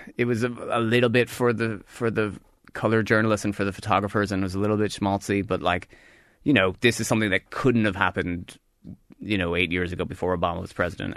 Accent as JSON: {"language": "English", "country": "United States", "said": "As an American"}